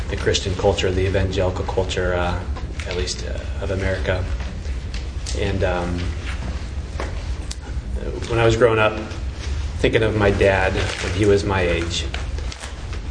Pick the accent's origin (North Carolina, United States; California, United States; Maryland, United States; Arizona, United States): Arizona, United States; Phoenix; I'm from Phoenix